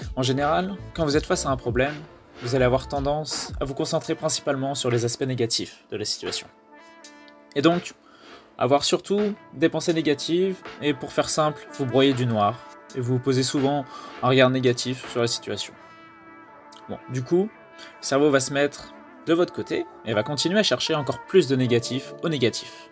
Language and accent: French; France; on est français